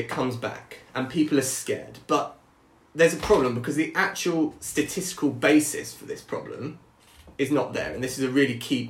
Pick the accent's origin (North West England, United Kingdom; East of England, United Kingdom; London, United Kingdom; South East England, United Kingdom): South East England, United Kingdom; Brighton; we're both from Brighton